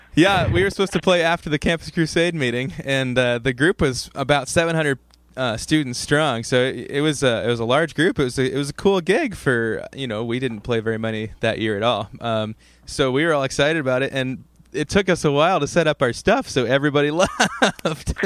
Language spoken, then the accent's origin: English; Ohio, United States; now in Rochester, United States; we are from Ohio, so a lot of our family's down there